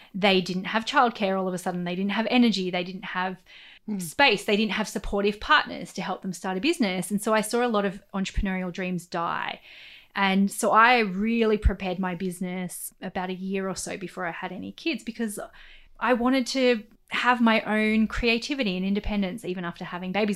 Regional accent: Central Coast, New South Wales, Australia; I'm from the Central Coast, right? I grew up in like housing commission on the Central Coast.

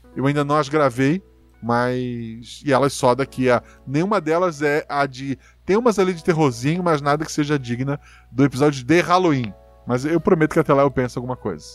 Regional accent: Florianópolis, Santa Catarina, Brazil; Onde eu nasci, em Floripa, o pai morava assim, no alto do morro

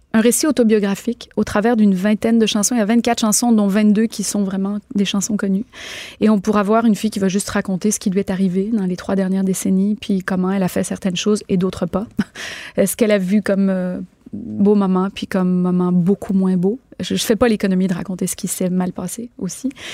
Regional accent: Quebec, Canada; chez nous au Québec, on va avoir un peu plus de misère à dire à quelqu'un tu' t'es pas bon

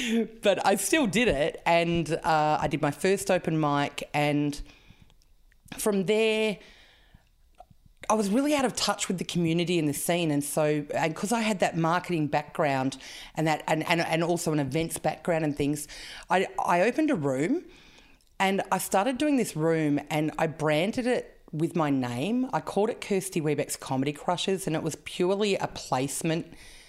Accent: Canberra, Australian Capital Territory, Australia; Yes. Western Creek, south side.

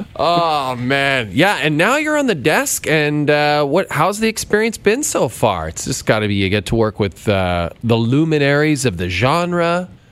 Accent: Calgary, Alberta, Canada; moved away; I was born in Foothills Hospital.

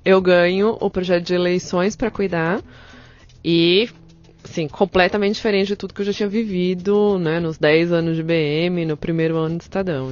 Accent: São Paulo, Brazil; eu tenho 37 anos, e eu sou de São Paulo

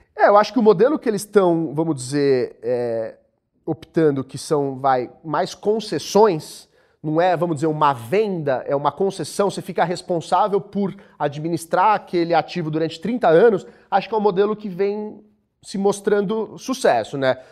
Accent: Brazil

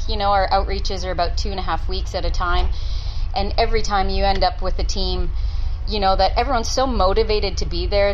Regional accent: Canada; moved away as an adult; now in Townsville, Australia; I'm Canadian

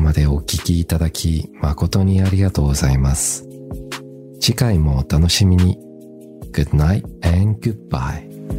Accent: Melbourne, Victoria, Australia; now in Japan; 僕の地元のメルボ

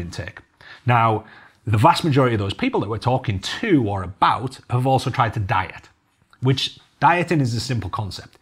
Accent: Cumbria, North West England, United Kingdom; I'm from Cumbria, you know, I'm from the farming capital of the UK practically

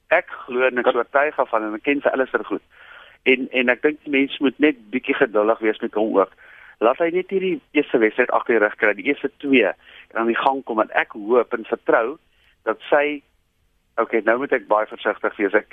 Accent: South Africa; maar ek is as 'n Suid-Afrikaner gaan nog steeds die Springbok span support

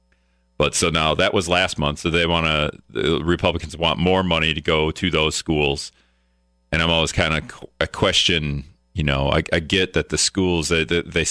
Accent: Greenville, United States; now in La Crosse, United States; I grew up in Greenville

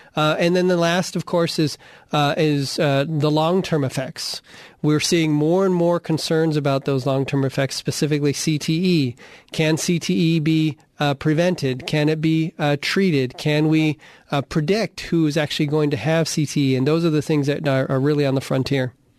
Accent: Arizona, United States; I grew up in Arizona playing football

